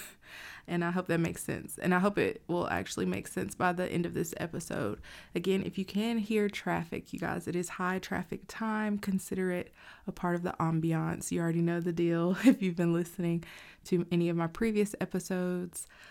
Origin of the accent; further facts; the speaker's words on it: United States; as an American citizen